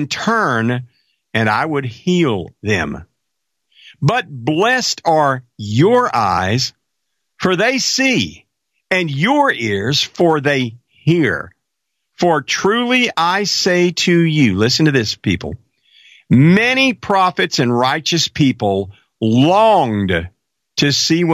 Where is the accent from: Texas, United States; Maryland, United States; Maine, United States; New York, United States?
Texas, United States; Marshall; Marshall, Texas. That's my hometown